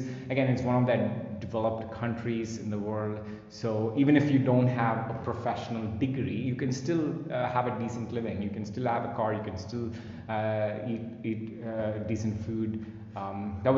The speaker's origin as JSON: {"language": "English", "town": "Visakhapatnam", "region": "Andhra Pradesh", "country": "India", "tie": "born or raised there", "also_born_or_lived": "United States", "moved": "as an adult", "said": "when I was growing up in my hometown of Visakhapatnam, Andhra Pradesh"}